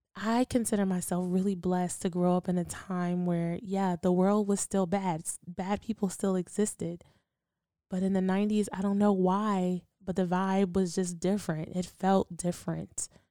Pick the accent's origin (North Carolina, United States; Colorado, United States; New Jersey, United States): North Carolina, United States; Durham; Growing up in Durham was really interesting